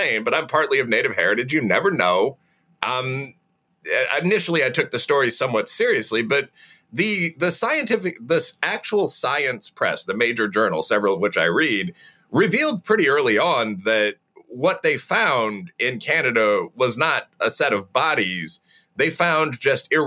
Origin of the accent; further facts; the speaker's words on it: Chicago, Illinois, United States; I'm from Chicago myself